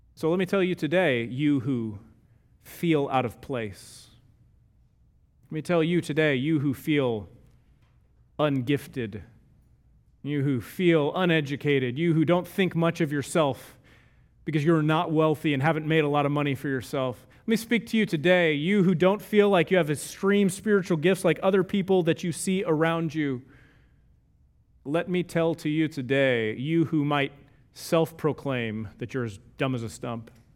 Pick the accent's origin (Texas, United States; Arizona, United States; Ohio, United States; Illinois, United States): Texas, United States; I'm from Texas and we're close enough to Oklahoma